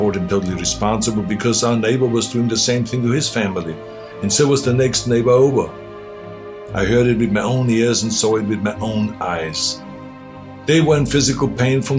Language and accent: English; Austria; now in United States; I grew up in Austria